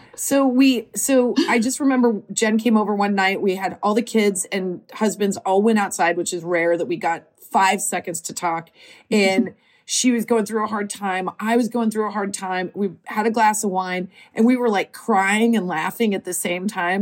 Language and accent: English; Nebraska, United States; moved away as an adult; now in Los Angeles, United States; we are both from Nebraska